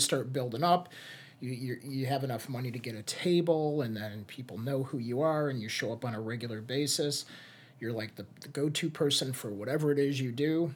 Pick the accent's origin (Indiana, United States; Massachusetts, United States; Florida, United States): Indiana, United States; Hammond; moved away; also born or lived in Chicago; When I moved back to Northwest Indiana, I was originally from Highland, or Hammond.